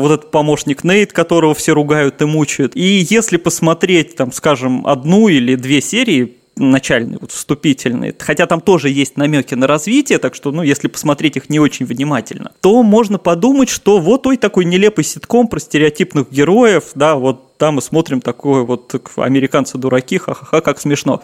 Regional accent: Saint Petersburg, Russia; как коренной петербуржец

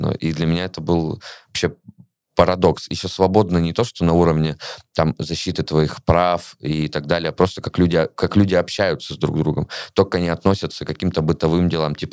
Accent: Russia; moved away as an adult; я впервые выехал из России в конце сентября, вот в свои 26 лет.

